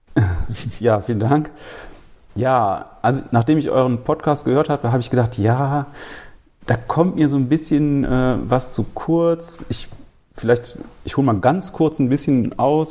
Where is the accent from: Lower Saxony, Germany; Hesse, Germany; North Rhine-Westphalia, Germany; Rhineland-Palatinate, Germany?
North Rhine-Westphalia, Germany; Remscheid; also born or lived in Cologne; Ich komme eigentlich aus Remscheid und habe aber lange in Köln gelebt